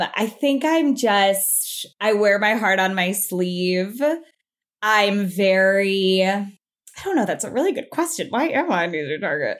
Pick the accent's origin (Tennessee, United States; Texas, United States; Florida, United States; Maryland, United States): Florida, United States; South; moved away as an adult; I'm from South Florida